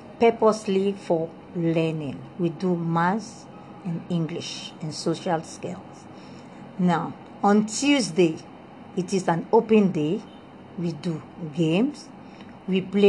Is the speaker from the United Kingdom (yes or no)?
no; Republic of the Congo; English is a second language; moved away as an adult; also born or lived in Soviet Union; now in Ghana; I was born in the Congo Brazzaville. I speak French, and I had my O-level